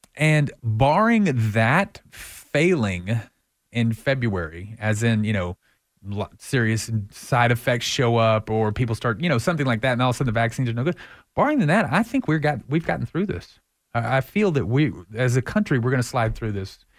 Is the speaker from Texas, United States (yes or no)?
yes; Texas, United States; I'm from Texas